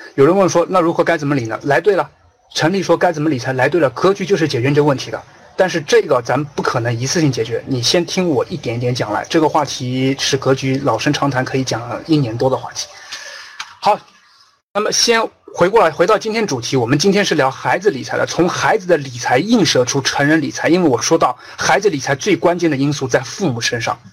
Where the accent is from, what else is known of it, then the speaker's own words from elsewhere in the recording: China; 我们中国人